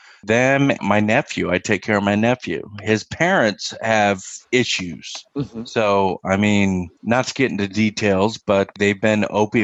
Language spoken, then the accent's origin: English; Fort Wayne, Indiana, United States; So I grew up in Fort Wayne, Indiana. I grew up on the southeast side. That quarter of the city is known as more or less a ghetto. I grew up very poor.